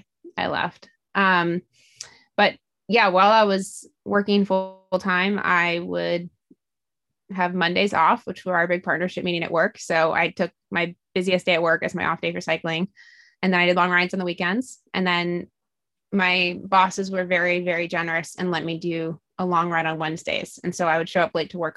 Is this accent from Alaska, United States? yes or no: yes; Alaska, United States; also born or lived in East Coast; now in California, United States; I am from Alaska, so it was closer to my parents who still live there.